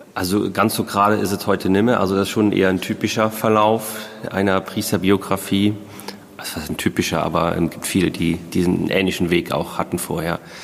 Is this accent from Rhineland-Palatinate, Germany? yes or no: yes; Emmelshausen, Rhineland-Palatinate, Germany; Ich komme aus dem Hunsrück, ähm, aus dem Emmelshausen war das dann